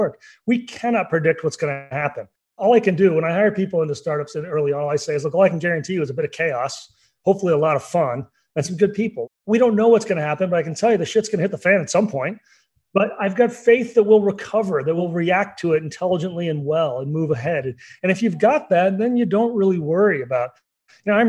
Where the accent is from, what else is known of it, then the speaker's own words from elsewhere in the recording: Oklahoma, United States; growing up in Oklahoma